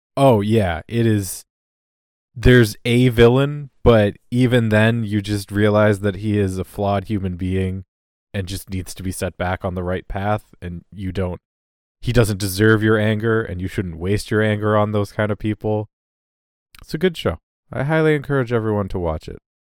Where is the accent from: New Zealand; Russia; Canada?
Canada